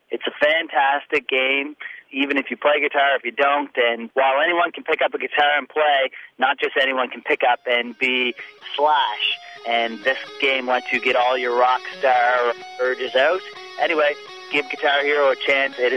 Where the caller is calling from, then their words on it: Nova Scotia, Canada; Jim, … from Nova Scotia calling you here.